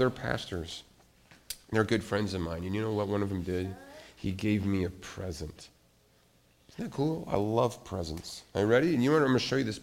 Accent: Montana, United States; moved away; I grew up in Montana, and I used to live near sheep

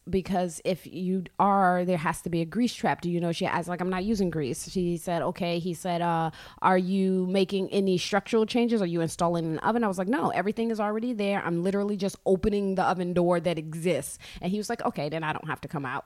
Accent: New York City, New York, United States; I grew up in Brooklyn.

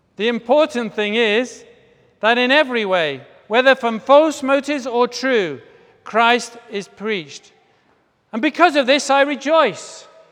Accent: Bath, South West England, United Kingdom; my hometown in, hometown of Bath in the U K

